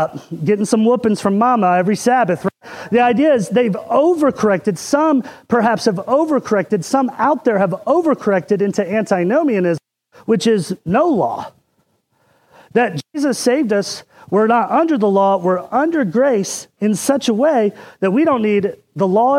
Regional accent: Indiana, United States; when I was growing up in Indiana

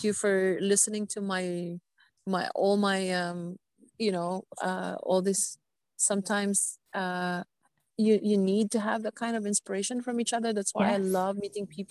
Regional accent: Philippines; as a Filipina

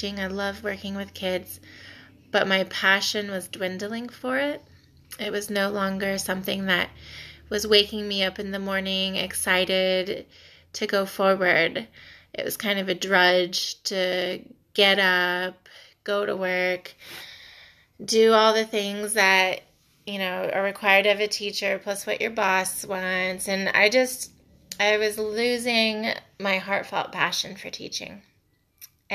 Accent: Mount Vernon, Ohio, United States; also born or lived in Sumbawa, Indonesia / Florida; I am from Mount Vernon, Ohio

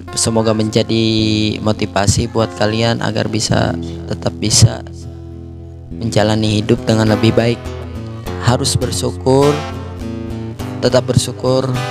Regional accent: Banten, Indonesia; moved away; Gua asalnya dari Banten

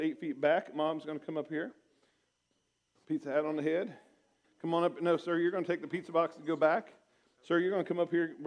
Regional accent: Portsmouth, Ohio, United States; moved away as an adult; now in Springfield, United States; I came home from Bible college in my hometown of Portsmouth, Ohio

